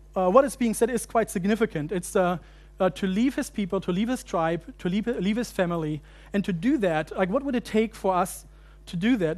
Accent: Germany; moved away as an adult; also born or lived in United States; growing up in Germany and then going to seminary in the States

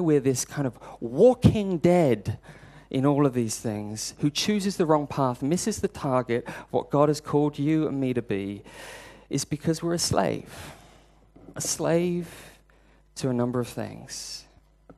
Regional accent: United Kingdom; I'm British

